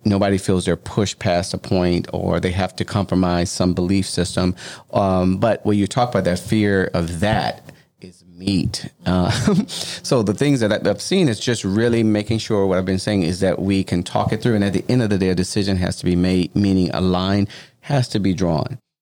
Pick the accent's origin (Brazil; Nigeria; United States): United States; Louisiana; moved away; I'm originally from Louisiana, right? And where we're building is in my home city.